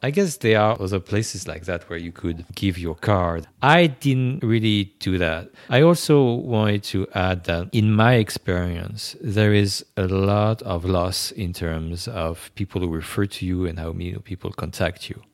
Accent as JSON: {"language": "English", "country": "France", "tie": "born or raised there", "first_language": "French", "second_language": "English", "moved": "as an adult", "lives_now": "New York, United States", "said": "I was born in France. I grew up right there."}